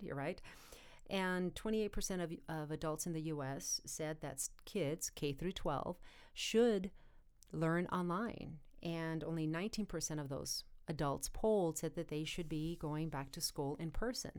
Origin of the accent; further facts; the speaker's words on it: United States; as Americans and as American students